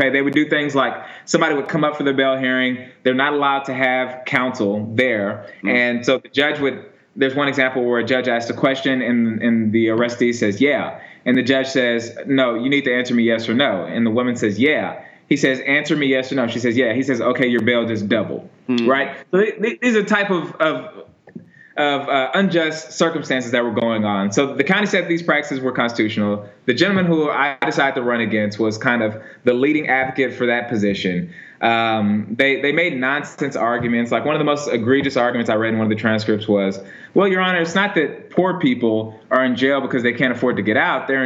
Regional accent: Houston, Texas, United States; also born or lived in California; So I was born in California, and my parents are uh, Coast Guard. So I've I've lived in like a bunch of different coastal cities, but we moved to Houston when I was in elementary school.

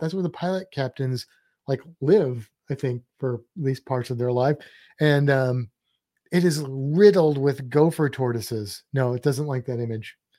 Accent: St. Louis, Missouri, United States; I'm from Saint Louis

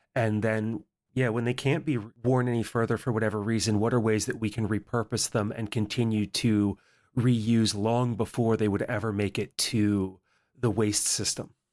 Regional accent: mid-Atlantic, Appalachia, United States; I grew up in Appalachia in the mid Atlantic here in the United States

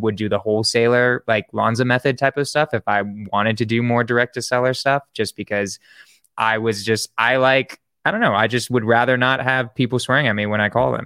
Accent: San Francisco, California, United States; I'm from San Francisco

